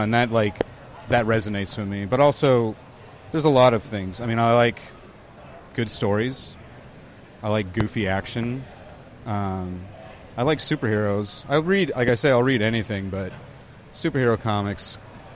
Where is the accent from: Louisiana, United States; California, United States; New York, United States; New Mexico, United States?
California, United States; San Diego; also born or lived in Walnut, California / Alpine, California; I grew up in San Diego, California, and I consider myself a San Diegan, but I was actually born not far from where we're standing right now, in Walnut, California, and spent most of my childhood there. We moved to San Diego when I was 12